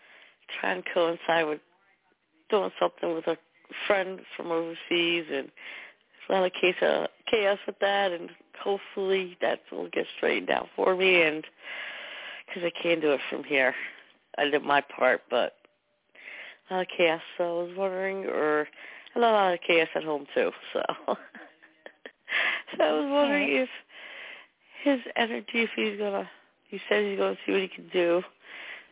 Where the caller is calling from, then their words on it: New Jersey, United States; from New Jersey.